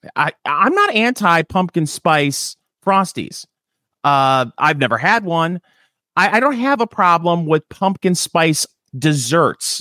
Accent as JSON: {"language": "English", "region": "Michigan", "country": "United States", "also_born_or_lived": "Indiana", "accent": "Michigan", "moved": "yes", "said": "I'm from Michigan and people, you know, bag on the accent and everything and how many of us talk like Canadians."}